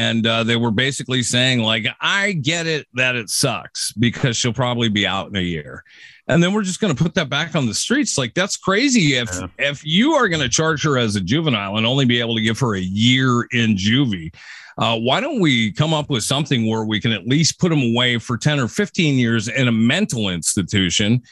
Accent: Seattle area, Washington, United States; driving down kind of a country road here in my hometown

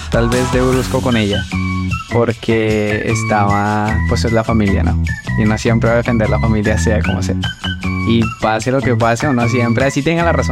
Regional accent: Bogotá, Colombia; moved away as an adult; now in Louisiana, United States; yo soy de Colombia. ¿De qué parte? De Bogotá, la capital. Ah, llegué hace unos cuatro años y medio más o menos. Em, mi familia, toda mi familia está allá en Colombia

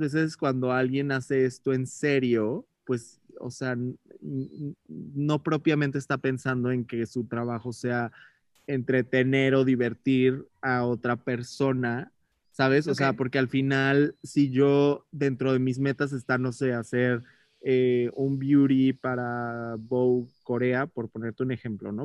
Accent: Mexico; nosotros como mexicanos

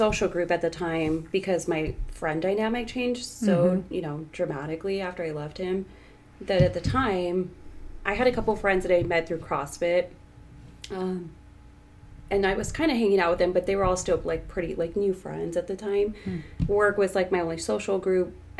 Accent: Tucson, Arizona, United States; Born and raised in Tucson, 34 years old, single.

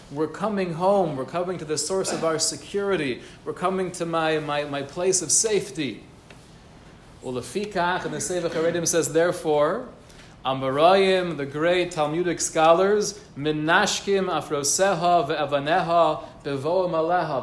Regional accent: United States; growing up in America

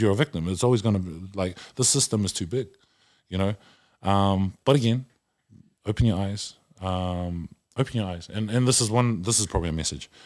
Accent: Auckland, New Zealand; I am, uh, half caste from South Oakland and we weren't raised the same way

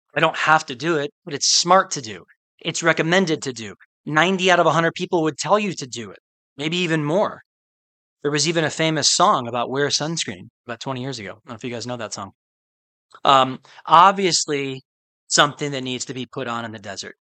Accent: Midwest, United States; I'm from the Midwest, where um, a lot of the year is very very cold

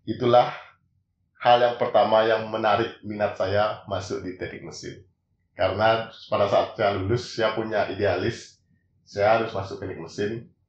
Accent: Bali, Indonesia; di mesin itu bukan kayak saya sendiri kan orang Bali ya.

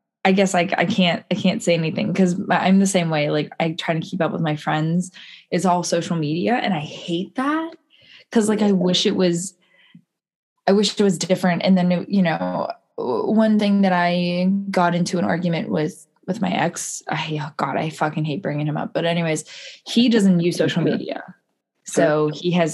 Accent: United States; I'm American

